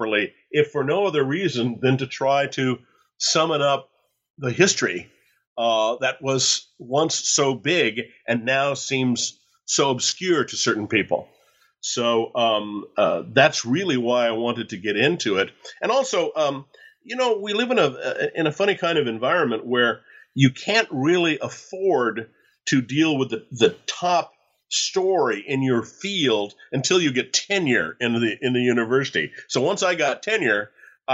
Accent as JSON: {"language": "English", "town": "San Diego", "region": "California", "country": "United States", "tie": "born or raised there", "also_born_or_lived": "Paraguay / Mexico / Argentina", "moved": "yes", "lives_now": "Georgia, United States", "said": "I was born in San Diego, spent a lot of time in Latin America and Central America, in Mexico and down in Paraguay and Argentina over the years"}